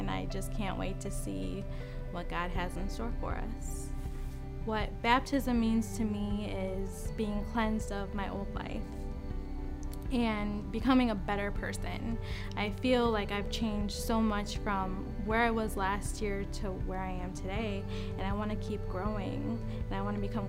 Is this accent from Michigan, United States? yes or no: no; Indiana, United States; now in Lafayette, United States; I'm 27 years old, and I'm originally from Northwest Indiana, but I moved to Lafayette last year.